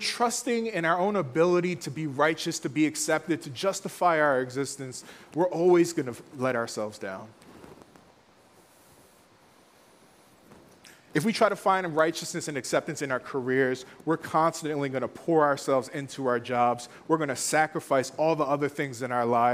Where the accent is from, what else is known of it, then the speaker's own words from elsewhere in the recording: Philadelphia, Pennsylvania, United States; growing up in Philly